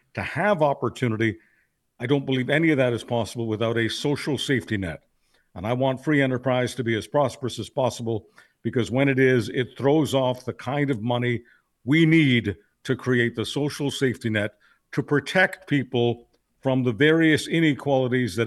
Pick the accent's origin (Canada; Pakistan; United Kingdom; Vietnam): Canada; as a Canadian